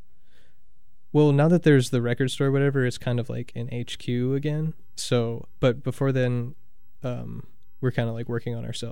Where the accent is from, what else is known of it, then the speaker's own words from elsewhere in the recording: Kenosha, Wisconsin, United States; I'm from Kenosha, Wisconsin